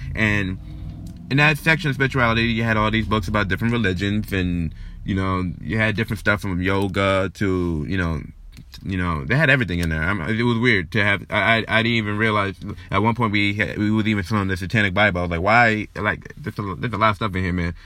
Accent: New York, United States; I was born and raised here in New York

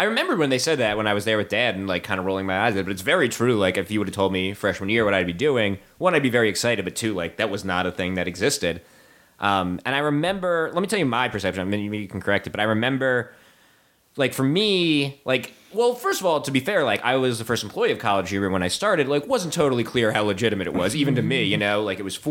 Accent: New Jersey, United States; also born or lived in New York / Pennsylvania; I grew up in New Jersey

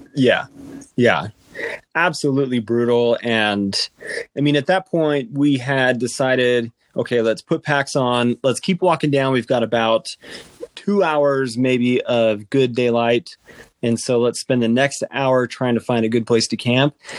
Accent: Utah, United States; With Utah being my home state

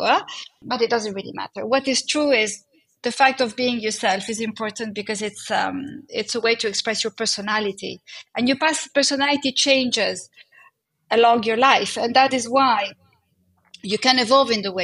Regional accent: Netherlands; moved away; also born or lived in Italy; I was brought up in Holland, so that's why I'm also Nordic in my DNA

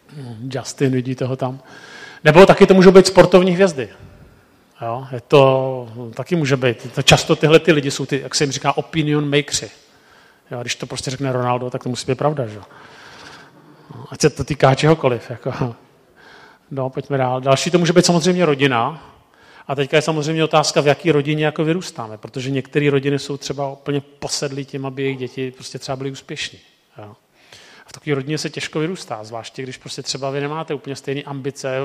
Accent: Prague, Czechia; jsem z Prahy

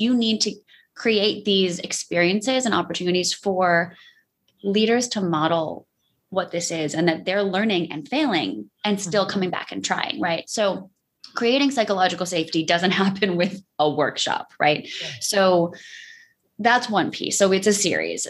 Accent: New York, United States; I'm the New Yorker

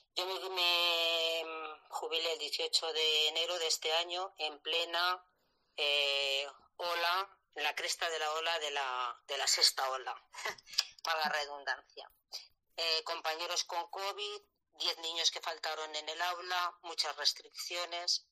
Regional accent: La Rioja, Spain; moved away as an adult; also born or lived in Elche; yo soy de La Rioja y yo aprobé las oposiciones en la comunidad valenciana, me dieron mi primer puesto en Elche

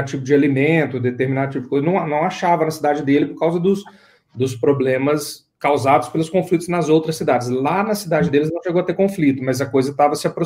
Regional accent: Ipatinga, Minas Gerais, Brazil; born there; Eu sou, é, não, eu sou brasileiro, eu sou nascido em Ipatinga.

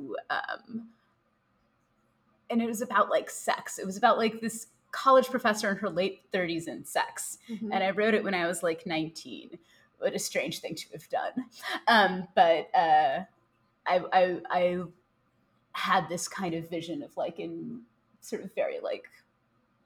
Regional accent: Chicago, Illinois, United States; that's where I grew up the whole time. That's where I live now.

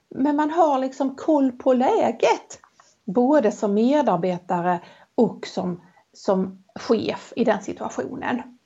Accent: Helsingborg, Skåne, Sweden; accent: Helsingborg Scanian; den varianten av min Helsingborgsskånska

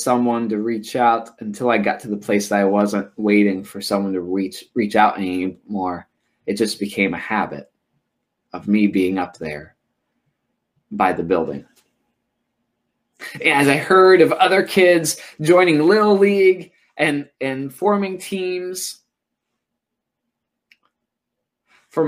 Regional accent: Oskaloosa, Iowa, United States; also born or lived in Tennessee; I moved from Tennessee, where I lived for a few years, and then I moved to Oskaloosa, Iowa

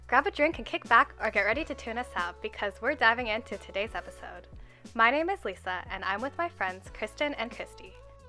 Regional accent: Ottawa, Ontario, Canada; I was born in Ottawa, and that's where I grew up. And I moved around Ottawa a bit when I was younger, but I've been in the same neighborhood since grade 1.

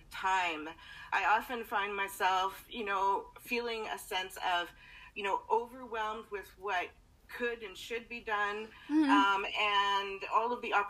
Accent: Canada; also born or lived in British Columbia, Canada; I'm from Canada. I live in BC, Canada, which is, you know, above Utah, Idaho, Washington area, the States, for those of you who aren't aware. And we live in the south central area of that.

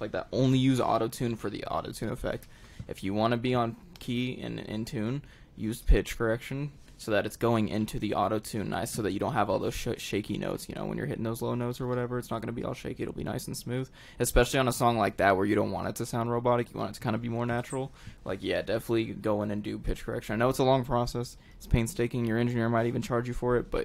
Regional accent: Colorado Springs, Colorado, United States; I'm from Briargate, Rampart High School.

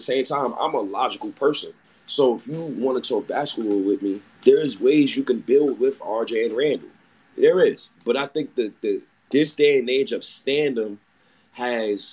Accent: Ghana; I'm Ghanaian myself

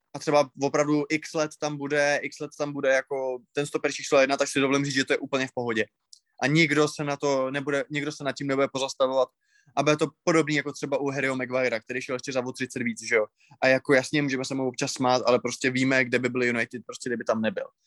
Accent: Moravia, Czechia; u nás na Moravě

